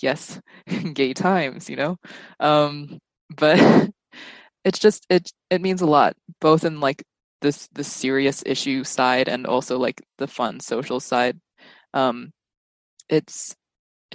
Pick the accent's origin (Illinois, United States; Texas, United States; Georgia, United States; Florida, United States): Texas, United States; moved away as an adult; now in California, United States; I'm from a suburb in Texas